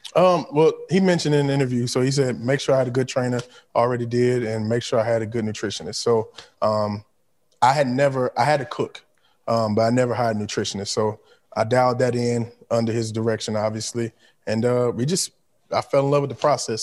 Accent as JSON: {"language": "English", "town": "Mobile", "region": "Alabama", "country": "United States", "also_born_or_lived": "Baltimore", "said": "So, I'm from the Gulf Coast."}